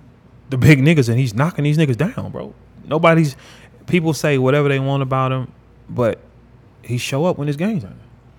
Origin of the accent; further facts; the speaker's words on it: New York City, New York, United States; When you on 106 Park, you see I'm from New York City. I'm the only person here.